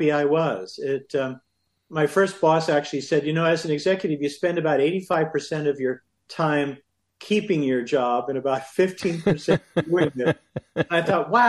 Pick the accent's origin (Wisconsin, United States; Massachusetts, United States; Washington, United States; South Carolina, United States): Wisconsin, United States; Milwaukee; moved away; also born or lived in Chicago, Illinois; I'm a Midwest boy. I grew up born in Chicago, raised in Milwaukee